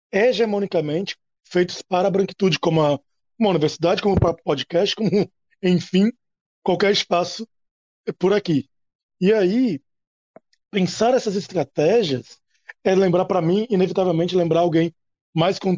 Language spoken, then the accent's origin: Portuguese; Natal, Rio Grande do Norte, Brazil; eu moro no Rio Grande do Norte, eu sou, sou de Natal, e eu sou professor é, em Pau dos Ferros.